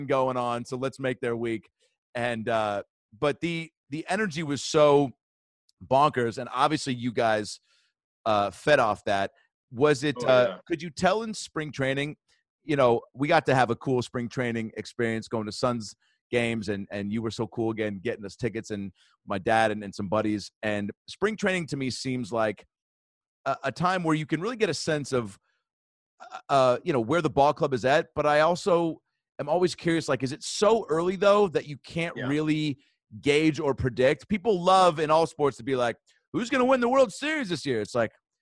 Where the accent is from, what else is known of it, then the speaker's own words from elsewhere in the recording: Seattle, Washington, United States; I grew up in Seattle during that time